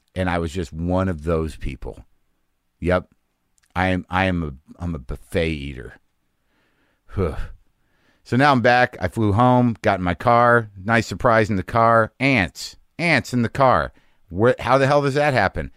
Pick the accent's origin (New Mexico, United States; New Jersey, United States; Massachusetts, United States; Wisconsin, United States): New Mexico, United States; moved away; I grew up in New Mexico